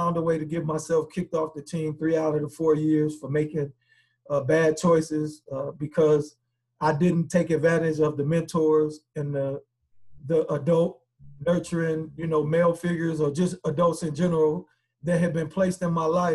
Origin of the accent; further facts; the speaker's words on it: South Bend, Indiana, United States; also born or lived in Chicago, Illinois; I was born in Chicago, but South Bend raised me